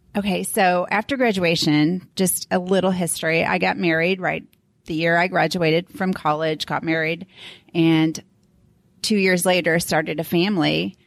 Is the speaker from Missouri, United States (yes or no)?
yes; St. Louis, Missouri, United States; also born or lived in Florida; now in Denver, United States; I grew up in Saint Lou-, the Saint Louis area